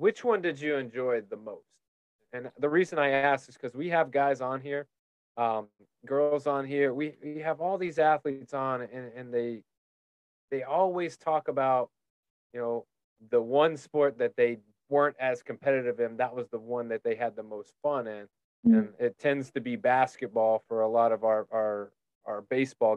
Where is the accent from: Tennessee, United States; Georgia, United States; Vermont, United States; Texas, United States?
Tennessee, United States; now in Florida, United States; growing up in Tennessee and now living in Florida